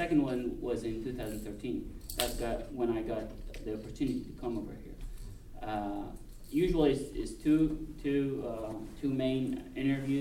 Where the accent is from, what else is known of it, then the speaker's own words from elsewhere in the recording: Duhok, Kurdistan Region, Iraq; moved away as an adult; also born or lived in United Kingdom; now in United States; my hometown, which is Dahok